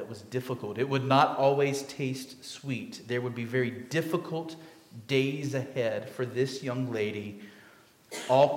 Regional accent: Northampton County, North Carolina, United States; I grew up Northampton County, very rural area. There were 33 people in the town I grew up in. When we went to town, we went to Roanoke Rapids.

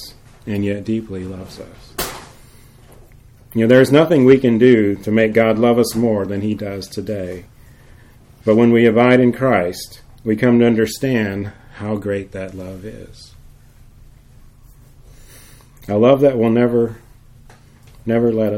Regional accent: Jacksonville, Florida, United States; moved away; the house where I grew up in Jacksonville

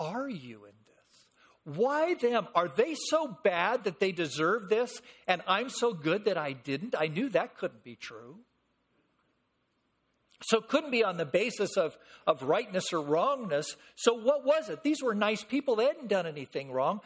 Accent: San Fernando Valley, California, United States; I'm born and raised in the San Fernando Valley

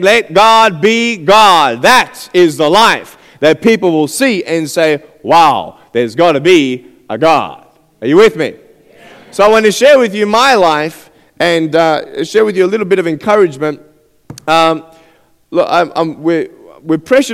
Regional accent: Australia; I'm from Australia, and I'm 23 years old

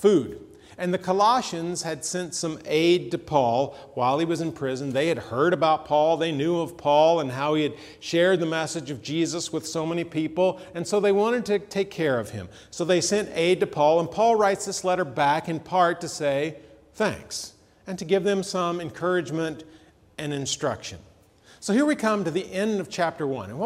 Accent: Atlanta, Georgia, United States; as a kid, I grew up in Atlanta

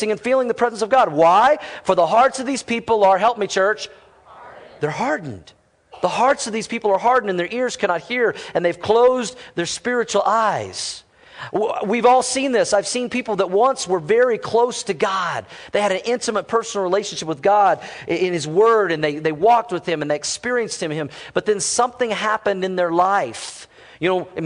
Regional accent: Fort Worth, Texas, United States; moved away; I was born in Fort Worth, Texas

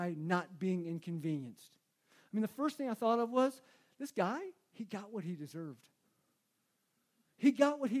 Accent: United States; I'm an American

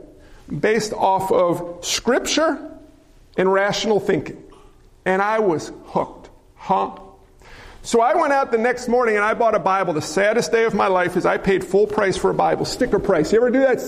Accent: just outside New York City, United States; I grew up just outside New York City

